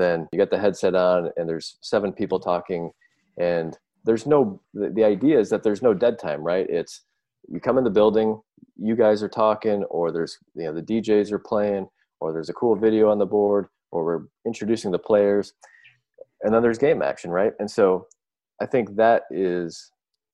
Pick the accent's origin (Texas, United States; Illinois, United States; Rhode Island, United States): Illinois, United States; Chicago; moved away; growing up in the Chicago area